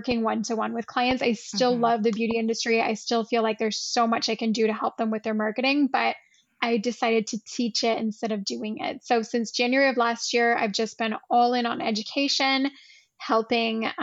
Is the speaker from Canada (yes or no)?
yes; Canada; also born or lived in Ottawa / Rome; I'm Canadian as well. I'm currently just outside of Toronto, but I live in Ottawa